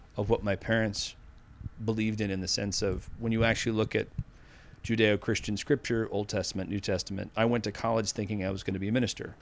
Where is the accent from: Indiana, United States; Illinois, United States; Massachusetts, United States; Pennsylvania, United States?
Massachusetts, United States; Needham; accent: Boston; I grew up in Needham, Massachusetts